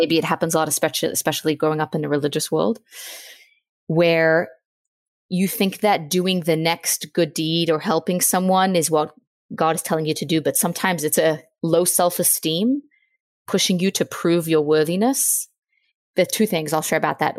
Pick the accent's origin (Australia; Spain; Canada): Australia; now in Virginia, United States; I'm from Australia. I'm twenty-eight. I'm now living in Virginia.